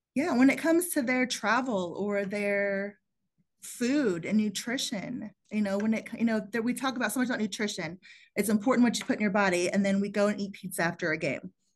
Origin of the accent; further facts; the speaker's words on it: Plano, Texas, United States; also born or lived in San Antonio, Texas; I grew up in the Southwest side of San Antonio, which wasn't the best side of town to grow up on. And the people around me were mostly in manual labor professions. And so college wasn't really something that was known or available to me at a young age. And it wasn't till I moved to Plano, Texas, uh, when I was nine years old